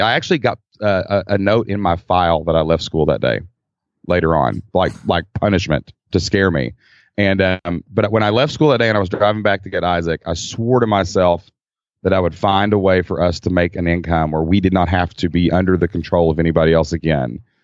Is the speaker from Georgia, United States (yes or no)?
no; Kentucky, United States; accent: Kentucky; we're in Kentucky. I mean, you can tell by my accent probably